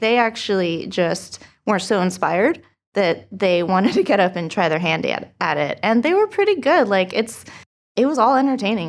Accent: Huntington Beach, California, United States; moved away as an adult; also born or lived in Santa Cruz; now in Long Beach, United States; I'm from Huntington Beach

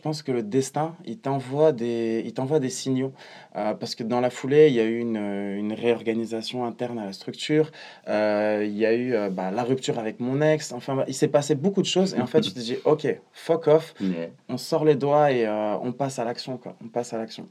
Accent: Morocco; moved away; also born or lived in Strasbourg, France; rentrer vivre dans mon pays natal, le Maroc, pour me rapprocher de mes parents

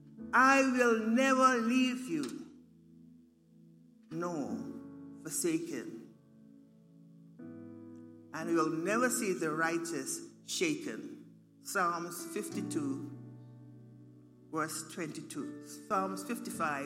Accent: Turks & Caicos Islands; moved away; I come from the Turks and Caicos Islands

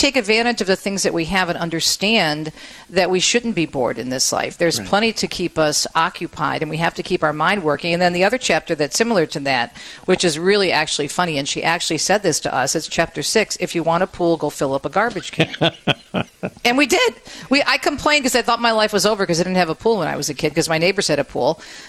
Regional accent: Jersey City, New Jersey, United States; And when I was a kid growing up in Jersey City, I had 9 brothers and sisters, and we all shared one bike, one sled.

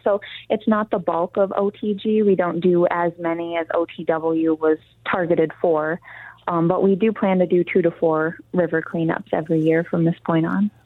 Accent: Garden Peninsula, Upper Peninsula of Michigan, United States; I grew up in the Upper Peninsula of Michigan on the on the Garden Peninsula

